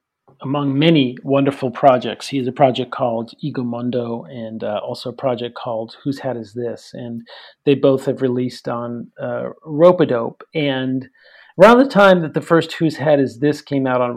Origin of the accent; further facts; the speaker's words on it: New York City, New York, United States; grew up in New York City area